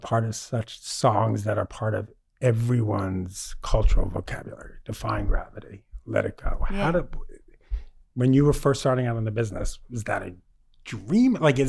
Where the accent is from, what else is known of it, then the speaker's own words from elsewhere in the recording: New York City, New York, United States; moved away; I'm from Queens